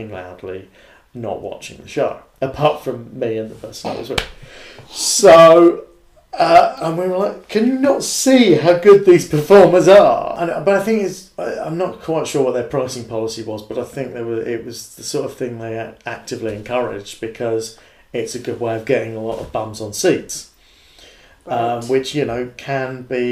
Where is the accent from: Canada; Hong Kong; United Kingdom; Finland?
United Kingdom; England; I'm quite English